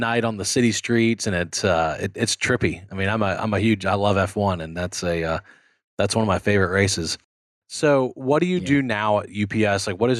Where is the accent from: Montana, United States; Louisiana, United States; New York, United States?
Louisiana, United States; Baton Rouge; I grew up in Baton Rouge.